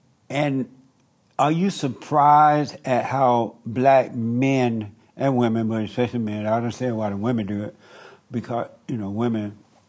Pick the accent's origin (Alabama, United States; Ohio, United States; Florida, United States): Alabama, United States; I grew up in Alabama on a plantation